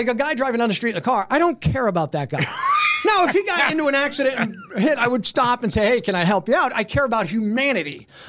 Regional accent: Scranton, Pennsylvania, United States; also born or lived in Avoca, Pennsylvania / Delaware; The … are actually a Dunmore family, and then my dad and mom got married and lived in Scranton, and that's where I grew up in South Scranton.

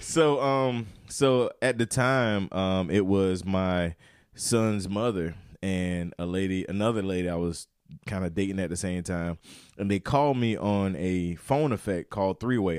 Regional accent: Turkey, North Carolina, United States; Turkey, North Carolina, uh, where I grew up

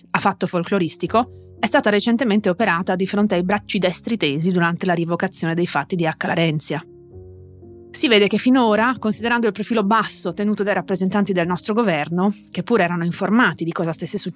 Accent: Hungary; born there; Poiché io sono nata in Ungheria e parlo ungherese, ho cercato di vedere come parlassero della vicenda i giornali magiari.

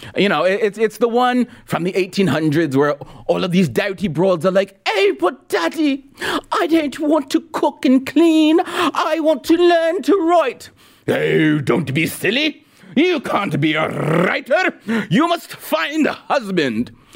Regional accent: Los Angeles, California, United States; as an L A kid

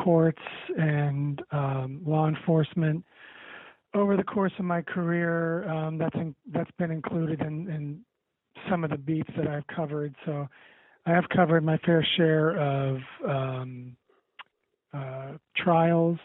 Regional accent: Ohio, United States; moved away as an adult; also born or lived in Western Pennsylvania; now in Pittsburgh area, Pennsylvania, United States; I'm mostly from Ohio. I've lived in Ohio most of my life, but I'm now working for a newspaper in Western Pennsylvania near Pittsburgh

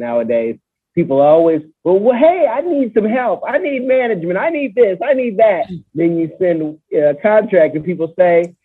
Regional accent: United States; I'm an American. This is how I was raised

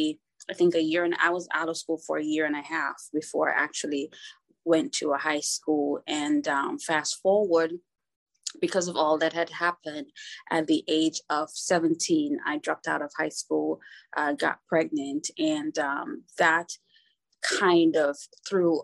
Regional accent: Jamaica; also born or lived in Kingston, Jamaica; I was born in Kingston, Jamaica, to a teen mom

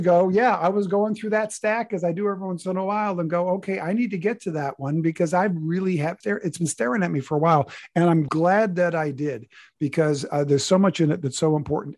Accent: United States; we are Americans

